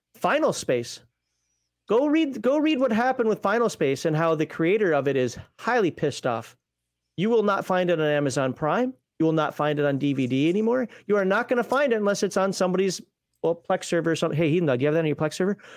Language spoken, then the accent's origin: English; Minnesota, United States; accent: Minnesota; that's my Minnesota accent, and that's one of the few Minnesota words that I'm not gonna be able to get rid